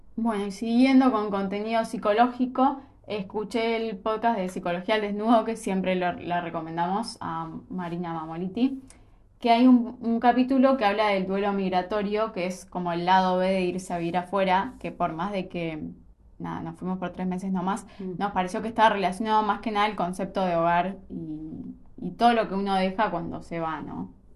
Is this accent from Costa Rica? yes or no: no; Argentina; nosotros somos, como un país eh, re tercer mundo